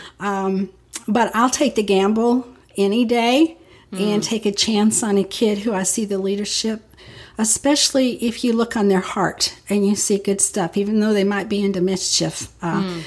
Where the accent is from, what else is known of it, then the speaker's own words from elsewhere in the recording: Keene, Texas, United States; also born or lived in Michigan; I left after second grade and we moved to Keene, Texas, where my parents were teachers at a Christian college